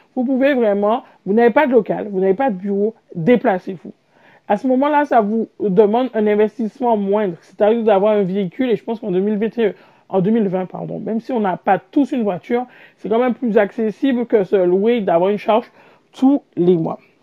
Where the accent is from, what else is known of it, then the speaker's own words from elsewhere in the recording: Martinique; je suis martiniquaise